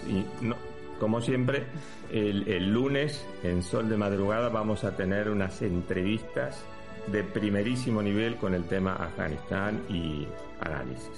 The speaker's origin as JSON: {"language": "Spanish", "country": "Argentina", "moved": "yes", "lives_now": "Spain", "said": "como ciudadano español, pero también te lo digo con la camiseta de argentino"}